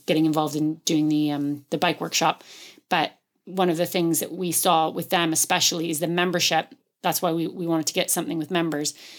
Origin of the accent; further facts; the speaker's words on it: Canada; now in West Cork, Ireland; I'm Canadian, so moving here